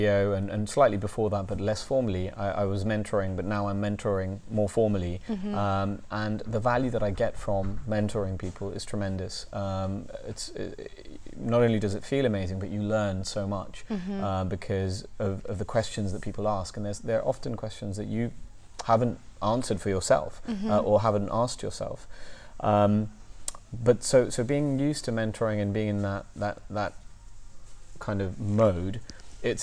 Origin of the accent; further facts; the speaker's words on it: India; now in London, United Kingdom; I grew up in India, I was born in India, I grew up in India